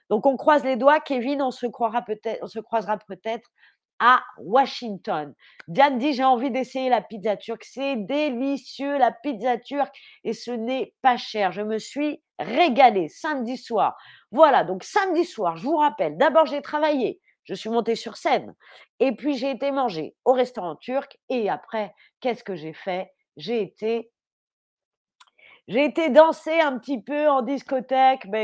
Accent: Paris, Île-de-France, France; Puis j'ai grandi à Paris, dans un quartier avec énormément d'Algériens, de Marocains, de Tunisiens.

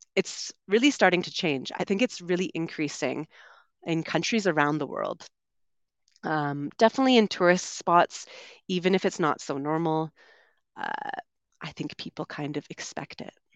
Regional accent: Vancouver, British Columbia, Canada; moved away as an adult; also born or lived in London, United Kingdom / São Paulo, Brazil; I'm originally from Canada. I grew up on the West Coast in Vancouver

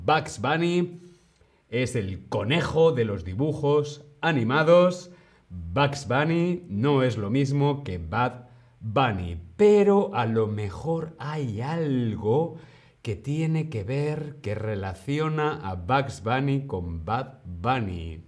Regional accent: Madrid, Community of Madrid, Spain; yo soy de Madrid, pero tengo raíces de Segovia.

